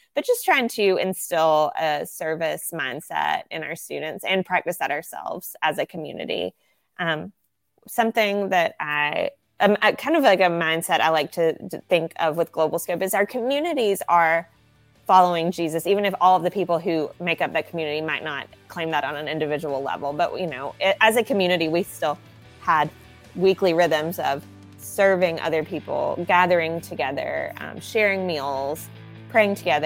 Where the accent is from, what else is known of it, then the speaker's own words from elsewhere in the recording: Southern United States, United States; accent: Southern American; very aware of my Southern American accent